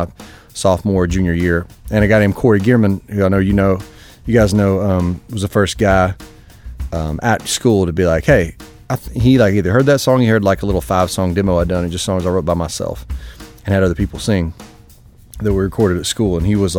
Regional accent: Kentucky, United States; moved away as an adult; also born or lived in Nashville, Tennessee; I'm from Kentucky, really close, about 3.5 hours from the school

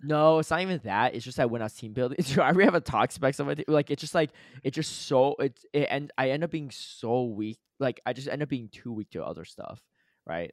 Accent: Connecticut, United States; moved away; I grew up in Connecticut

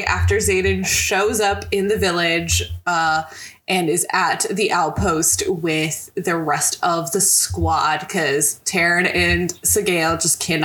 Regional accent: United States; I will openly admit I am an American

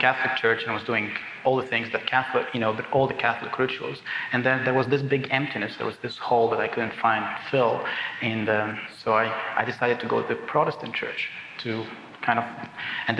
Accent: Cairo, Cairo Governorate, Egypt; moved away as an adult; I grew up in Cairo, Egypt. That's where I was born, and I just moved here 3 years ago

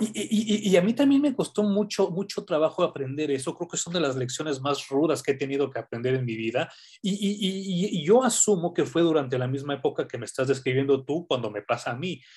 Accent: Mexico; como sociedad mexicana

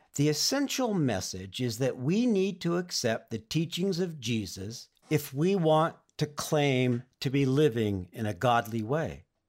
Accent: Oxnard, California, United States; we moved from Northern California to Southern California to the town where I would eventually grow up, in Oxnard, in Ventura County, north of L

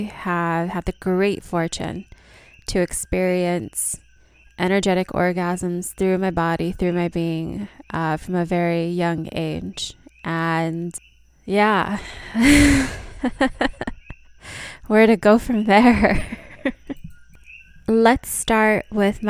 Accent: Hawaii, United States; moved away; also born or lived in India; I'm from Hawaii originally, and I've been back home in Hawaii since September of last year.

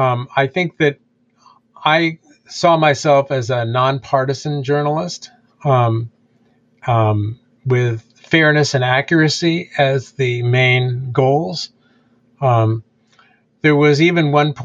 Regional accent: United States; now in Amherst, United States; I grew up in Washington

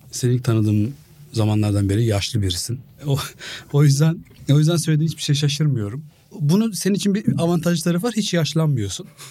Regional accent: Biga, Çanakkale, Turkey; Ben çocukken Biga'da

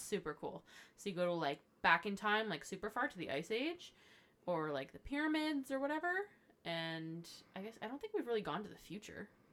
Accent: Ottawa, Ontario, Canada; I was born and raised here

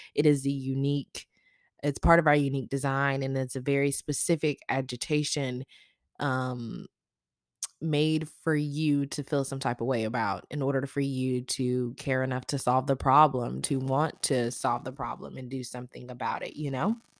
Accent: the South, United States; I grew up in the South

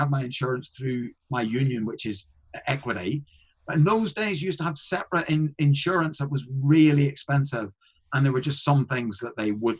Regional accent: Northern Ireland, United Kingdom; I am a comedian from Northern Ireland.

